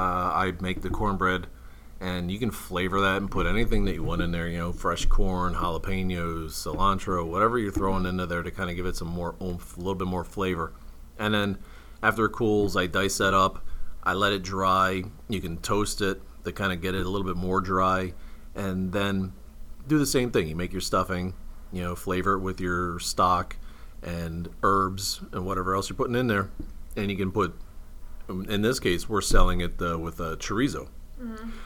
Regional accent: East Coast, United States; I came from the East Coast, but nah, I don't want that.

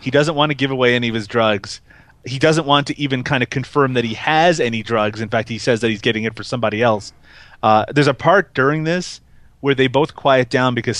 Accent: Canada; I'm Canadian

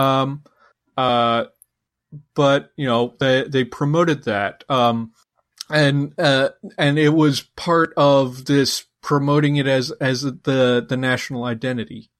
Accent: United States

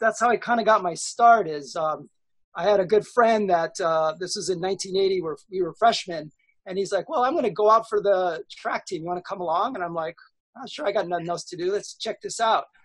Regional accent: Hawaii, United States; I was surfing and growing up in Hawaii

